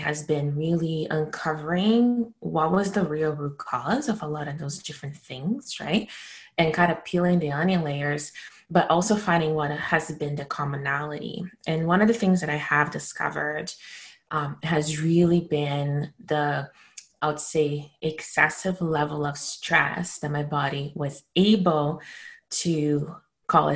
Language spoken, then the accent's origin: English; Brazil; moved away as an adult; now in Canada; I was born and raised in Brazil, and I've moved to Canada in my early 20s